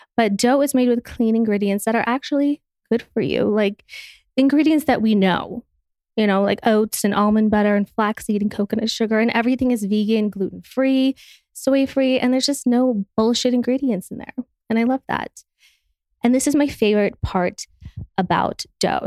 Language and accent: English; Utah, United States; I'm from Utah